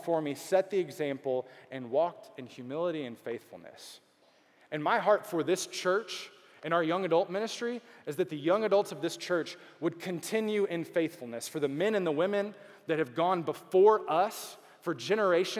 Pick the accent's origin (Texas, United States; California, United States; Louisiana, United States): Texas, United States; Beaumont; also born or lived in Dallas, Texas; now in Houston, United States; I grew up in Beaumont, which is not Houston